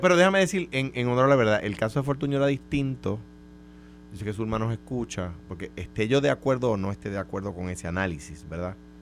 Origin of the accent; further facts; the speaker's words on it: Coamo, Puerto Rico; now in San Juan, Puerto Rico; Yo soy de Cuamo. O sea, que, que yo no me identifico como un local, en realidad